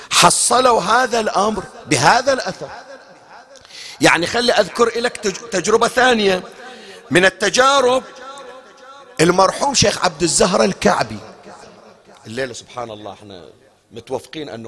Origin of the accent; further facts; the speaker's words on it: Bahrain; عندنا بالبحرين هذا الآن ما موجود خلص بعد هالسنين راح احنا لحقنا عليه في أواخره